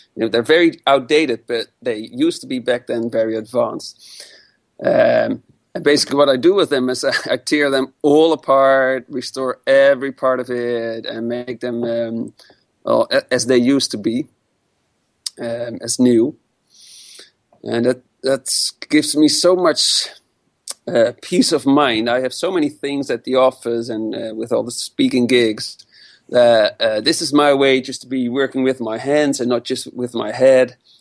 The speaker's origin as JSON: {"language": "English", "town": "Amsterdam", "region": "North Holland", "country": "Netherlands", "tie": "born or raised there", "said": "I come from Amsterdam, born and raised"}